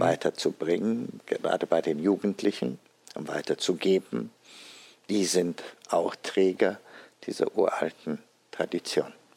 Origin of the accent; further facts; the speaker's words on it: Addis Ababa, Ethiopia; moved away as an adult; also born or lived in Tübingen, Germany / Cambridge, England / Düsseldorf, Germany; now in Frankfurt, Germany; wurde am 31. Oktober 1948 in Addis Abeba, Äthiopien. Geboren also am Reformationstag. Mit sechs Jahren haben meine Eltern mich auf die deutsche Schule in Addis Abeba geschickt, wo ich dann zwölf Jahre später als einer der ersten Äthiopier das Abitur gemacht habe